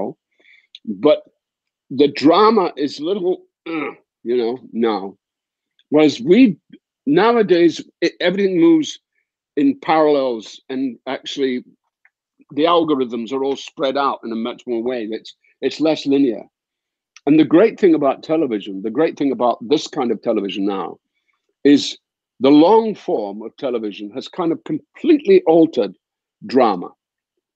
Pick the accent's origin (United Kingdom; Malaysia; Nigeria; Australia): United Kingdom; Dundee, Scotland; now in United States; in my hometown, we have the Thompson Press, which are quite famous in Britain. And there's a paper called The Courier